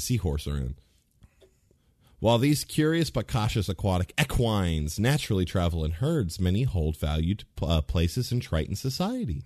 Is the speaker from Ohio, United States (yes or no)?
yes; Ohio, United States; in Ohio, so we, like, we are Midwesterners